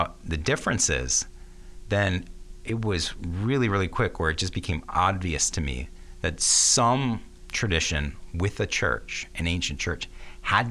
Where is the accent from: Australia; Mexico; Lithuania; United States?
United States; Ann Arbor, Michigan; my home church, St. Paul